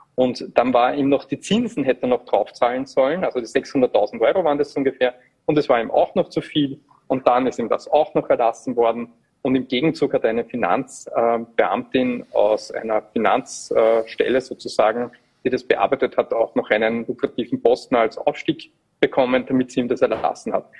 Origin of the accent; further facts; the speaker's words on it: Upper Austria, Austria; als Oberösterreicher, ich bin ja auch vom Land